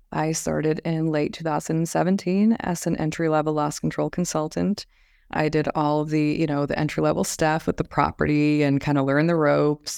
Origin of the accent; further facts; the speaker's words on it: Las Vegas, Nevada, United States; also born or lived in Phoenix, Arizona; now in Pasadena, United States; Originally, I'm from Las Vegas, Nevada.